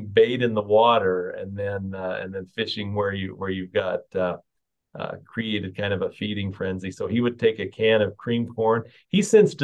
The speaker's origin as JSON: {"language": "English", "town": "Centerville", "region": "Utah", "country": "United States", "tie": "born or raised there", "said": "So I grew up about 11 miles north of Utah Woolen Mills in Centerville, Utah"}